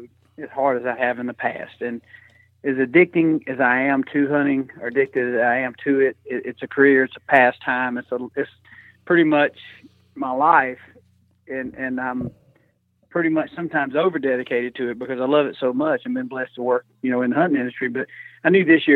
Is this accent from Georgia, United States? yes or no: yes; Georgia, United States; I grew up in Georgia, you know, hunting and fishing